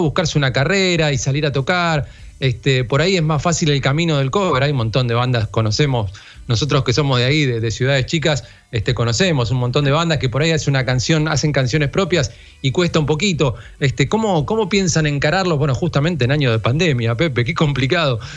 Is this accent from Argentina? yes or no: yes; General Madariaga, Buenos Aires Province, Argentina; soy de Madariaga